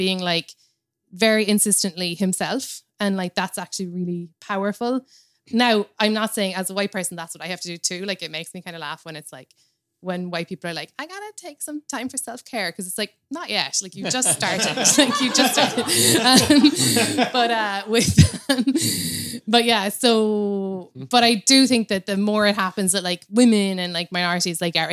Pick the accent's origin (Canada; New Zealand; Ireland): Ireland; Cobh, Munster; moved away as an adult; now in New York, United States; my hometown in Cove in Ireland